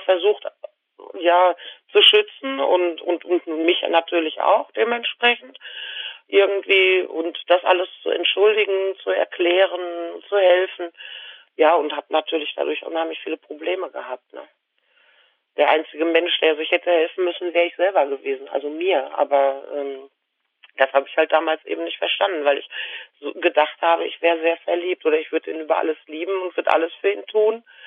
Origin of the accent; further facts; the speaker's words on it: Lüdenscheid, North Rhine-Westphalia, Germany; Ich bin in Lüdenscheid im Sauerland geboren